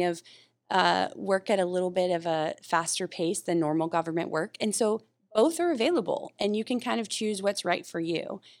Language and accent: English; North Carolina, United States; now in Oahu, United States; I'm from North Carolina originally